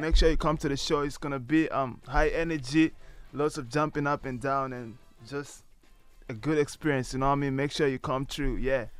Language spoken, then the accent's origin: English; Malawi; now in Ireland; I'm originally from Malawi.